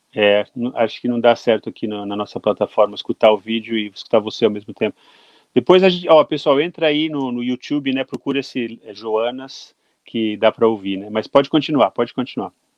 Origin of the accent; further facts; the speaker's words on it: Brazil; como brasileiro